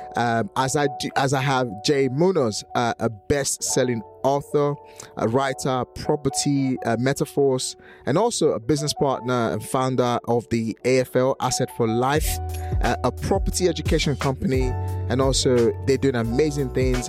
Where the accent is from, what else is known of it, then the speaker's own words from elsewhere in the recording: Nigeria; English is a second language; now in United Kingdom; in Nigeria, where I'm from